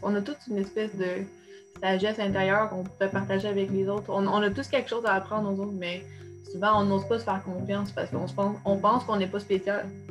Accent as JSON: {"language": "French", "town": "Trois-Rivières", "region": "Quebec", "country": "Canada", "tie": "born or raised there", "said": "je viens, de, la Mauricie, là, donc euh, oui, l'UQTR, mais euh, oui, c'est ça, je suis née, à Trois-Rivières"}